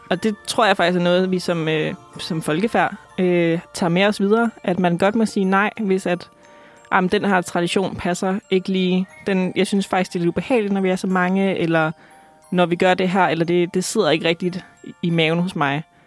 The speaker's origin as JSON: {"language": "Danish", "town": "Aalborg", "region": "North Denmark Region", "country": "Denmark", "moved": "yes", "said": "Jeg kommer fra Jylland, mm-hmm. så øh, jeg skal tilbage til Aalborg."}